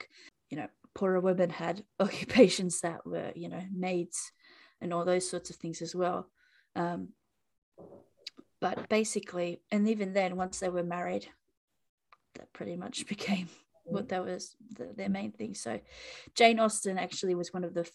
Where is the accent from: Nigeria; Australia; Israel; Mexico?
Australia; as an Australian citizen.